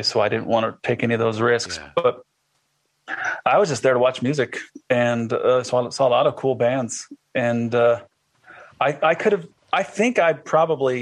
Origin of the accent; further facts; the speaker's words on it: Iowa, United States; I'm from Iowa.